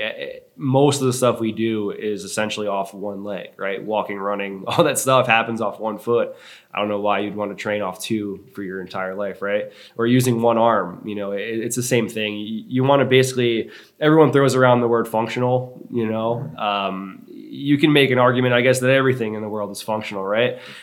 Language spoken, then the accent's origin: English; Long Island, New York, United States; moved away as an adult; now in Charleston, United States; I grew up on Long Island for most of my my adolescent life